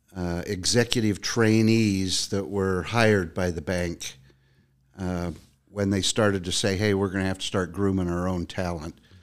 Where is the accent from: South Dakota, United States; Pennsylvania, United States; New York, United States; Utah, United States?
Utah, United States; born and raised in Utah